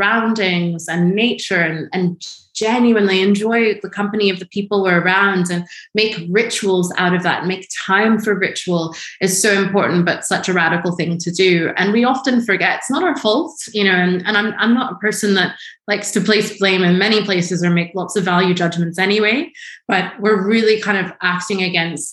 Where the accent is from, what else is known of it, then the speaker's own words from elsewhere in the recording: Washington, District of Columbia, United States; I grew up in Washington, D.C.